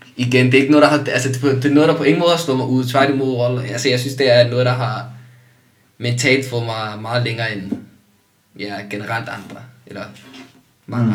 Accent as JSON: {"language": "Danish", "country": "Denmark", "tie": "born or raised there", "said": "jeg er også opvokset i et dansk samfund"}